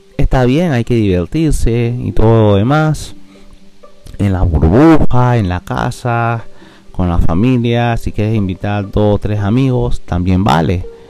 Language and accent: Spanish; Colón, Panama; Yo soy de Colón